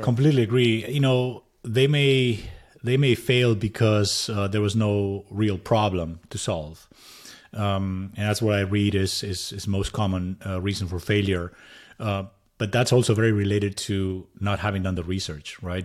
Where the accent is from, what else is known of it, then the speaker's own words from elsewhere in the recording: Madrid, Community of Madrid, Spain; English is a second language; moved away as an adult; also born or lived in San Jose, United States; now in United States; I'm originally from Madrid, Spain